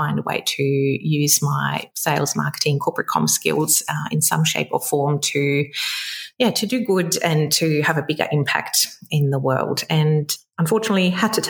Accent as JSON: {"language": "English", "country": "Germany", "tie": "born or raised there", "also_born_or_lived": "London", "second_language": "English", "moved": "as an adult", "lives_now": "Sydney, Australia", "said": "You might be able to pick up my accent. So I'm originally from Germany, grew up there, met an Aussie in London"}